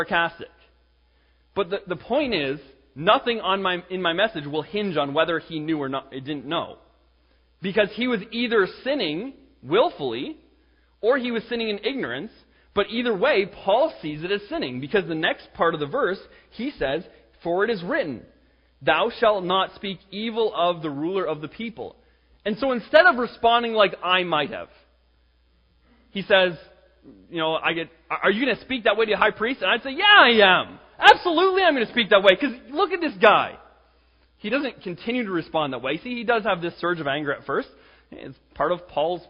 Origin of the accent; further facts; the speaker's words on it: Canada; I'm Canadian